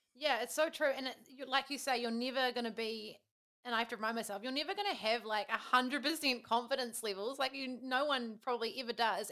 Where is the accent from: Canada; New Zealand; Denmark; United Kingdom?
New Zealand